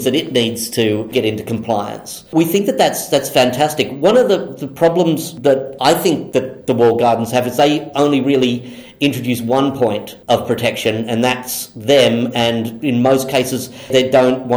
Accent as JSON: {"language": "English", "country": "Australia", "said": "being Australian"}